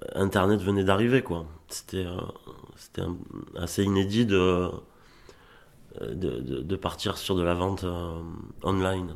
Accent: Arles, Provence-Alpes-Côte d'Azur, France; also born or lived in Avignon; now in Gard, France; je suis né à Arles, mais oui, je, ça fait pas mal d'années que, que je, vis ici dans le Gard.

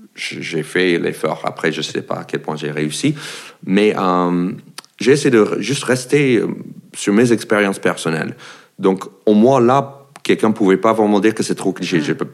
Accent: United States; French is a second language; moved away as an adult; also born or lived in France; now in Paris, France; je suis un Américain qui habite en France

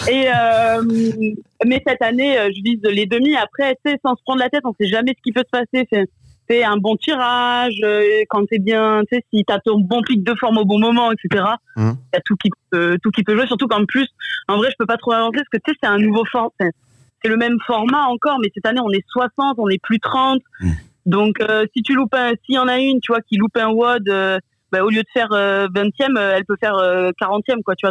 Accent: Mâcon, Bourgogne-Franche-Comté, France; also born or lived in Lyon; now in Bordeaux, France; je suis de Macon

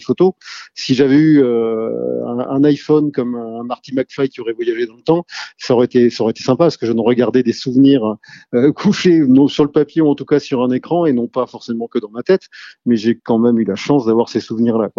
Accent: Rennes, Brittany, France; je suis originaire de Rennes. Rennes, dans les années 80-90, c'est plutôt une scène rock

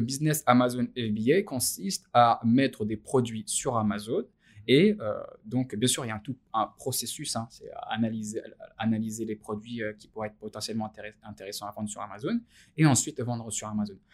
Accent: France; en tant que Français, alors en tant que musulman français

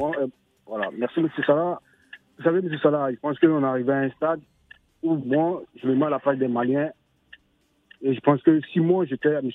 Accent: Côte d’Ivoire; Je suis Ivoirien, je suis, je suis Ivoirien fier de l'être.

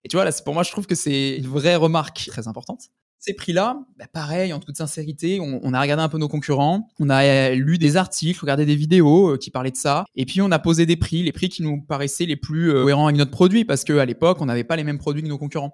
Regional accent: France; also born or lived in Toulon; on est français, on est basé à Toulon

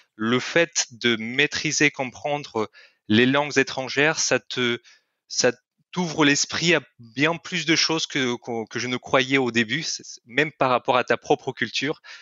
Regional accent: Kyrgyzstan; first language Russian; French is a second language; moved away as an adult; Je suis, je viens du Kyrgyzstan, c'est un petit pays en Asie centrale

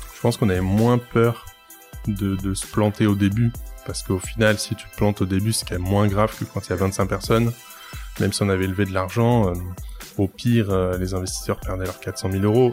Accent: Lille, Hauts-de-France, France; j'ai 27 ans, je suis lillois

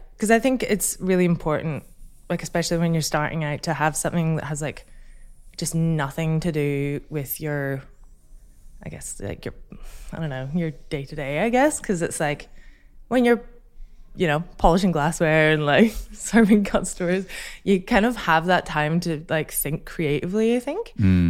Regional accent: Scotland, United Kingdom; So I'm Scottish.

